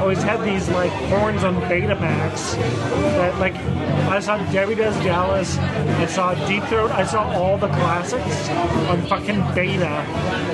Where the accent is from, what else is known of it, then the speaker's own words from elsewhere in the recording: Alberta, Canada; growing up in Alberta, we used to go to Vancouver